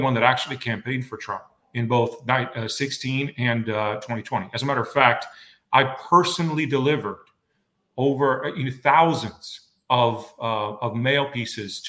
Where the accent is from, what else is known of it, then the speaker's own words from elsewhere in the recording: Romania; now in Arizona, United States; I was actually born in communist Romania in 1978.